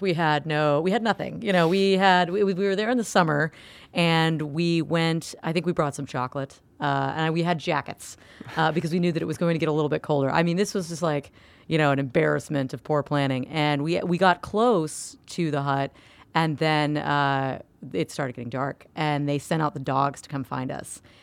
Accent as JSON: {"language": "English", "region": "Florida", "country": "United States", "said": "I'm from Florida"}